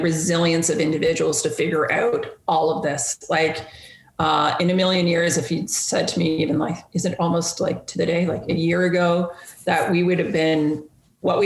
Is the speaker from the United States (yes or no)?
no; Canada; me as a Canadian, me as a Raptors fan